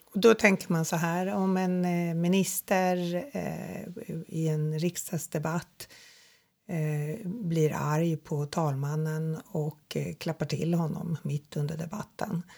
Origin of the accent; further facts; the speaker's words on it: Sweden; vi tänker som svenskar